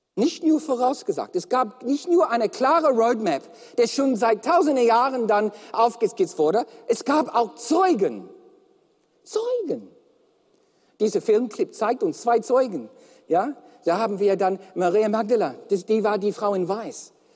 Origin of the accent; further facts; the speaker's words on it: Melbourne, Victoria, Australia; German is a second language; moved away; Und ich komme aus Melbourne